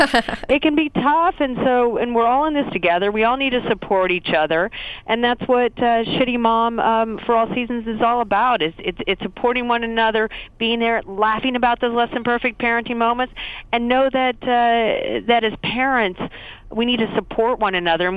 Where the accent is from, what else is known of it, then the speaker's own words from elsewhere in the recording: Tulsa, Oklahoma, United States; moved away; I'm from Tulsa, Oklahoma